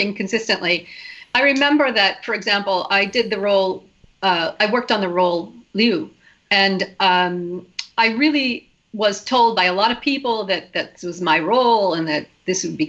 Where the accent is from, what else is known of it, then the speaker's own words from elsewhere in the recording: United States; moved away as an adult; also born or lived in Hungary / Vienna, Austria; not a lot of Americans at that time. So I would be like an outlier.